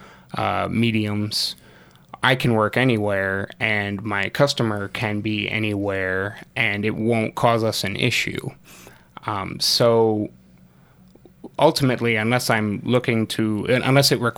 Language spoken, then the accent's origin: English; Rockford, Illinois, United States; moved away as an adult; I'm actually from Rockford. I grew up in Rockford.